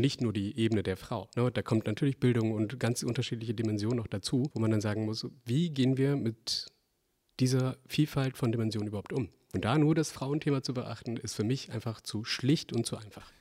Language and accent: German; Bremen, Germany; ich komme ja aus Bremen